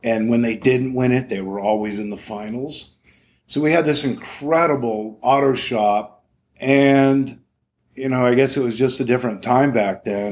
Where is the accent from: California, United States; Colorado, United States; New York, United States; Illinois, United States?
California, United States; Morro Bay; growing up in Morro Bay was, uh, wow, it was magical